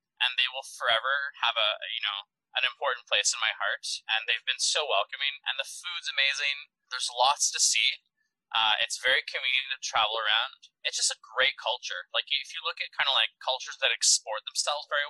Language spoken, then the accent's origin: English; Montreal, Quebec, Canada; being from Quebec or Montreal